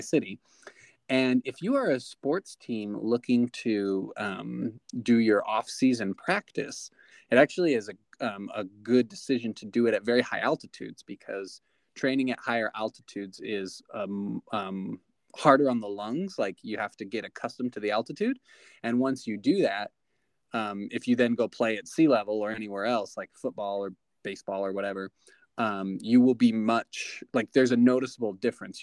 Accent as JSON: {"language": "English", "town": "Eagar", "region": "Arizona", "country": "United States", "tie": "born or raised there"}